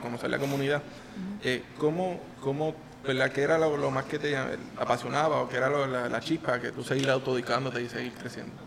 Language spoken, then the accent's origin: Spanish; Yabucoa, Puerto Rico; yo soy de Yabucoa